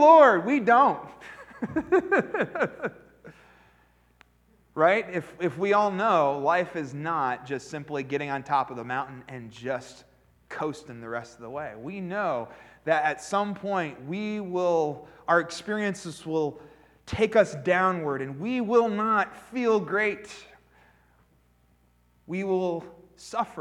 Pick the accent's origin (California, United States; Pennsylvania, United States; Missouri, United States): Pennsylvania, United States; I grew up in Pennsylvania